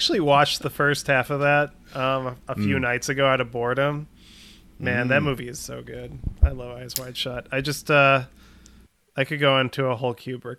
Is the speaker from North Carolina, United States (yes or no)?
no; Northbrook, Illinois, United States; I live in Northbrook, Illinois, or I grew up in Northbrook, Illinois, and that's where John Hughes is from.